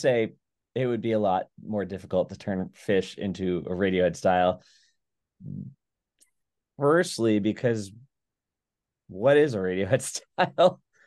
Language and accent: English; Long Island, New York, United States; now in Massachusetts, United States; I didn't grow up in Boston or Massachusetts. I grew up in Long Island. I mean, I've been here for like 15 years